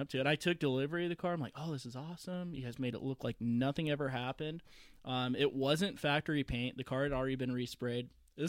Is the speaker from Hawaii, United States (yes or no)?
no; Southern California, United States; moved away as an adult; also born or lived in Las Vegas; I actually I grew up in Southern California.